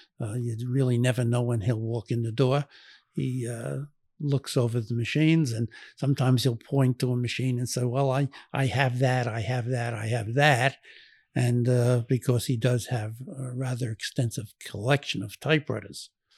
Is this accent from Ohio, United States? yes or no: no; Brooklyn, New York, United States; No, he was born and raised in Brooklyn, New York, like I was and my family was.